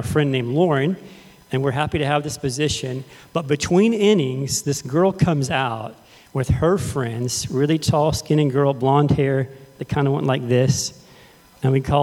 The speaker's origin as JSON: {"language": "English", "town": "Fredericksburg", "region": "Texas", "country": "United States", "tie": "born or raised there", "said": "in the town where I grew up in Fredericksburg, Texas."}